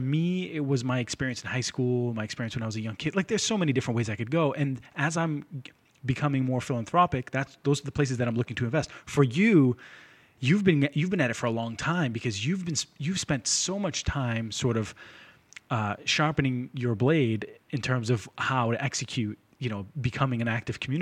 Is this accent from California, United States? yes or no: no; Lynn, Massachusetts, United States; I'm from Lynn